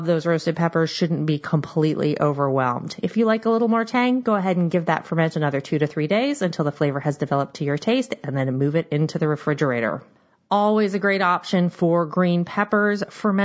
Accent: Seattle, Washington, United States; I am from the Seattle area and we have a lot of knowledge of crab and salmon

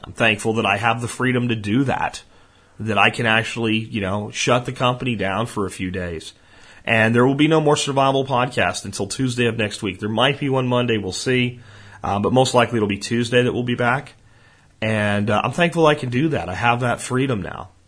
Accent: Florida, United States; born or raised there; accent: Florida accent; also born or lived in Pennsylvania

